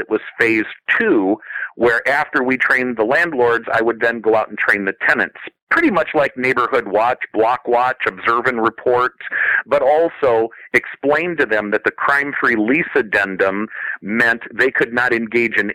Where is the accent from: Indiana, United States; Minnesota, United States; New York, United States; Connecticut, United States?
Indiana, United States; South Bend; moved away; My hometown in South Bend, Indiana